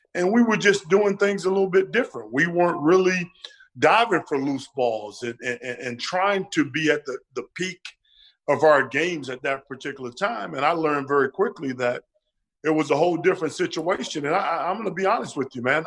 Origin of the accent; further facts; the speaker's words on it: Florida, United States; I'm from Florida